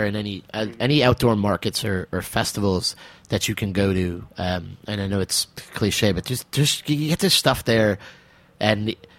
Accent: New York, United States; I identify with myself as a New Englander, being where you guys are now. But I'm a New Yorker, and that's kind of dawning on me.

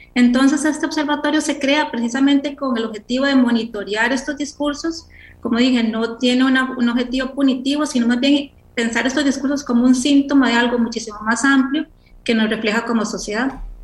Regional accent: Costa Rica; así somos los ticos

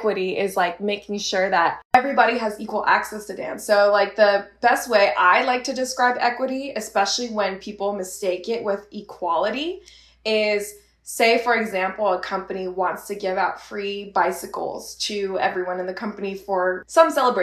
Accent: Bay Area, California, United States; moved away as an adult; growing up in the Bay Area, that's a melting pot of multiple cultures.

